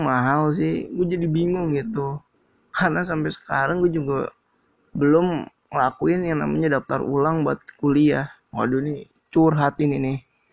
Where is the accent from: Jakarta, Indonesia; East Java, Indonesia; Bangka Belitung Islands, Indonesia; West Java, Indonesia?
Jakarta, Indonesia; Gua asli Jakarta